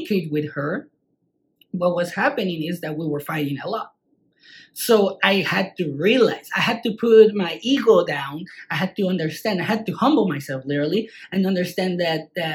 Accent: Mexico; English is a second language; also born or lived in Utah; now in United States; I'm not from the United States. I'm from Mexico. Well, what happened when I moved from Mexico to the States? I had to learn a new language

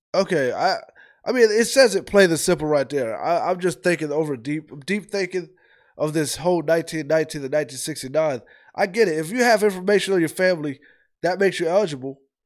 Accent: Ohio, United States; now in Georgia, United States; I'm from the north. I'm from Ohio

